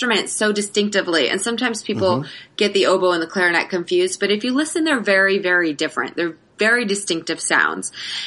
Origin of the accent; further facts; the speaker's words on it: Florida, United States; also born or lived in Atlanta, Georgia / Bethlehem, Georgia / Live Oak, Florida; we moved to Florida. And my dad got appointed at a church, like a small church in Live Oak, very, very tiny country town. And he was a pastor until I was in the third grade. So we lived in like these little country church towns for till third grade.